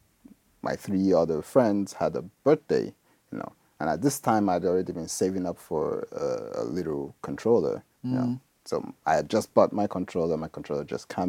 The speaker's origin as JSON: {"language": "English", "country": "Nigeria", "moved": "as an adult", "said": "I'm from Nigeria"}